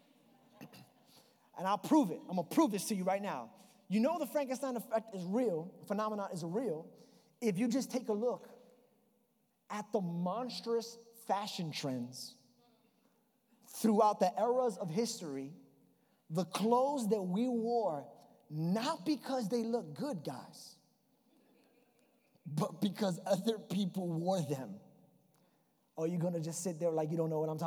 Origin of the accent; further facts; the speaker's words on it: New York, United States; accent: New York; It's my New York accent